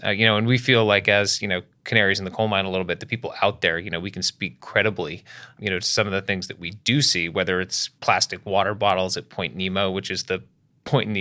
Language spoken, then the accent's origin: English; Bristol, Rhode Island, United States; I grew up in Bristol, Rhode Island